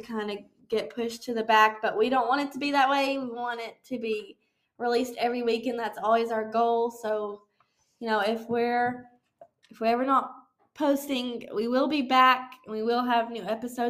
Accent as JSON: {"language": "English", "region": "South Carolina", "country": "United States", "tie": "born there", "said": "My mother is from Georgia, and I was born in South Carolina. I grew up in a military family"}